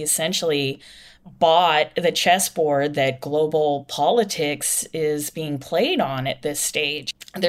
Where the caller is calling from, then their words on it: Ireland; I'm calling you from Ireland right now.